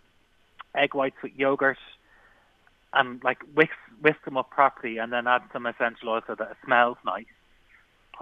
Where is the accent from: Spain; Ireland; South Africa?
Ireland; we're Irish people. We all make cabbage